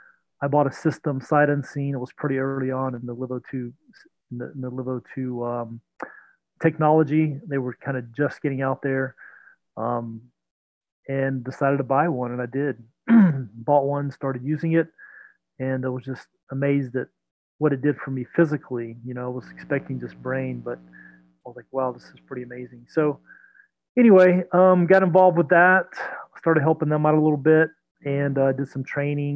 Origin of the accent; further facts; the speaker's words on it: Belle Glade, Florida, United States; now in Atlanta, United States; I grew up down in the Florida Everglades, a small town called Belle Glade, right on Lake